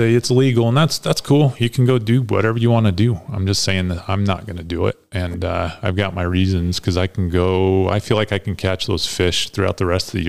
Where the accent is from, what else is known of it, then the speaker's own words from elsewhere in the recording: Green River, Wyoming, United States; I grew up in Green River